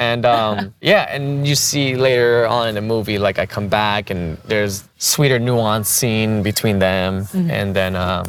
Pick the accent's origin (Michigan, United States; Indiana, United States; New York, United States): New York, United States; New York City; also born or lived in Korea; growing up in Elmhurst, in Queens, people of color were the majority. Like, white people were the minority. In Elmhurst, at least.